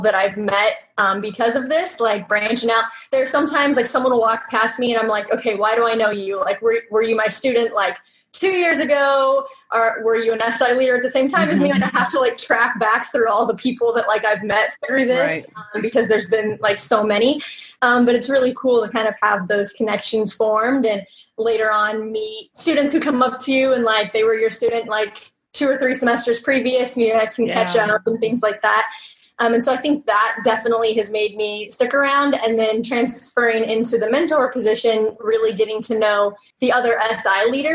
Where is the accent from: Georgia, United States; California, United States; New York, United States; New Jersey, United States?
California, United States; Visalia; I'm from Visalia, California.